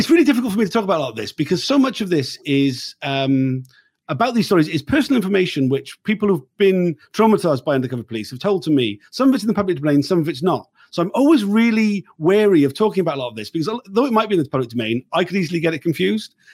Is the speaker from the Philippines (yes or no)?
no; South Wales, United Kingdom; I'm from South Wales. I grew up in the eighties